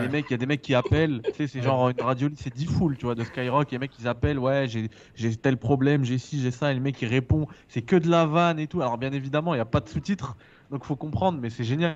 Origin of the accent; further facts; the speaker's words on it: France; je suis français, frère. Je suis français